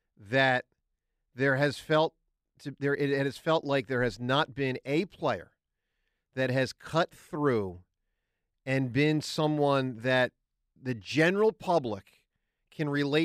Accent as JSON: {"language": "English", "town": "Philadelphia", "region": "Pennsylvania", "country": "United States", "said": "as a Philadelphian"}